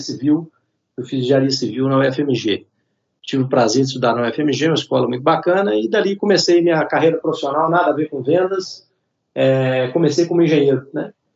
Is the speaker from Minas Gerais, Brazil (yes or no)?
yes; Belo Horizonte, Minas Gerais, Brazil; Eu sou de Belo Horizonte, nascido e criado em BH